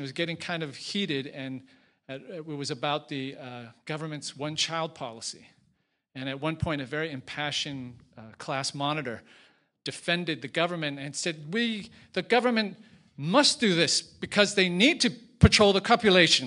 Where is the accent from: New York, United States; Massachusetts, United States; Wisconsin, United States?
Massachusetts, United States; Boston; moved away as an adult; also born or lived in Beijing; I was from Boston